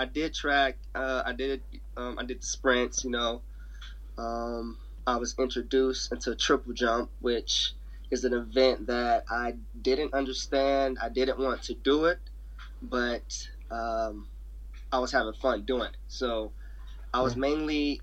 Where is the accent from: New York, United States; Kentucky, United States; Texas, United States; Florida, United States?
Florida, United States; Fort Lauderdale; also born or lived in Apopka, Florida; I didn't grow up in Apopka. I'm actually from Fort Lauderdale, Florida.